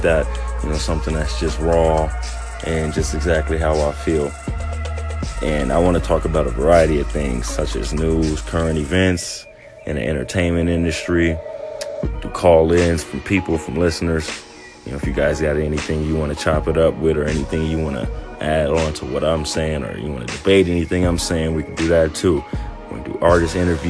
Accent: Long Beach, California, United States; also born or lived in Orange County, California / Tustin, California / Santa Ana, California / Irvine, California; I was born in Long Beach, California, raised there. Was there maybe until about sixth grade.

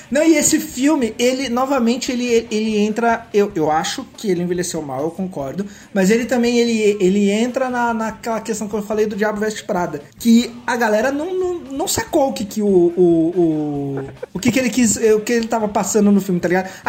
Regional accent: Brazil; a gente é brasileiro

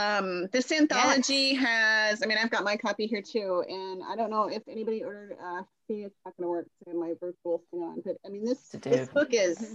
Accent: Texas, United States; now in Minnesota, United States; I grew up in Texas and I'm in Minnesota now.

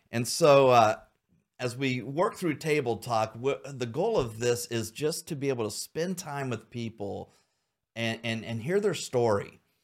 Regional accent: Xenia, Ohio, United States; also born or lived in Troy, Ohio; I grew up in Xenia.

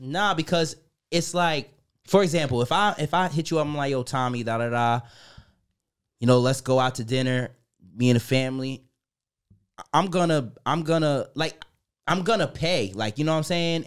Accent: New York, United States; now in Germany; I'm from New York

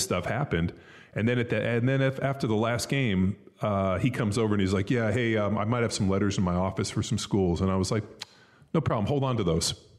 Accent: Southern California, United States; I grew up in Southern California in a very affluent area

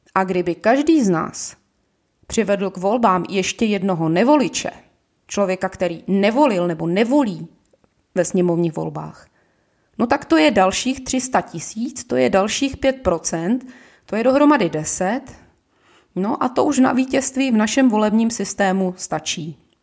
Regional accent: Ostrava, Moravian-Silesian Region, Czechia; now in Prague, Czech Republic; Jsem rodačka z Ostravy a žiju v Praze Nuslích.

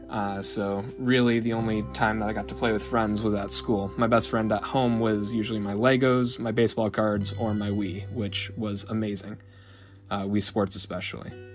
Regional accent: Salem, Oregon, United States; I'm originally from Salem, Oregon. Didn't move too far from the nest my whole life

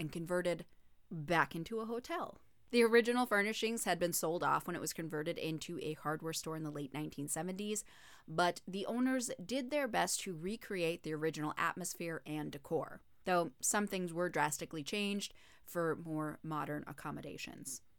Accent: Minnesota, United States; I'm from Minnesota, so I'm calling it pop

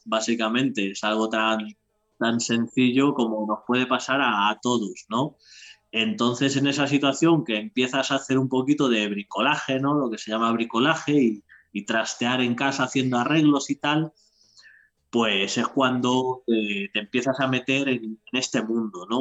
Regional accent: Madrid, Community of Madrid, Spain; moved away as an adult; now in Toledo province, Spain; soy de Madrid de toda la vida, pero no, ya, no estoy viviendo ya en Madrid. Estoy en un pueblo que ya pertenece a Toledo

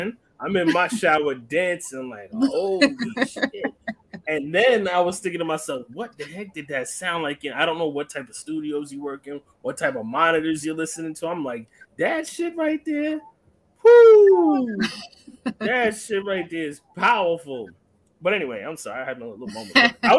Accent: Jamaica; I am Jamaican

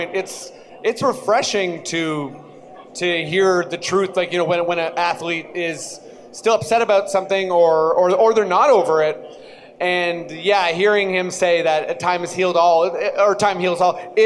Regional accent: Ajax, Ontario, Canada; I'm from Ajax

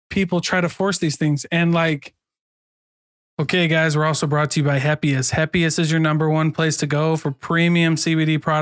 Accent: Iowa, United States; moved away as an adult; now in Utah, United States; I am from Iowa

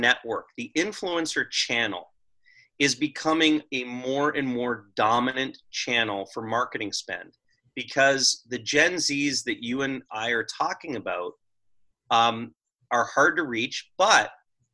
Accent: Toronto, Ontario, Canada; I'm from Toronto

